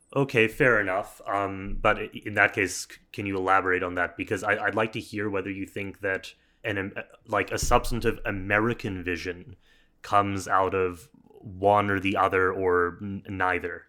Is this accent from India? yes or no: no; Canada; we're both Canadian here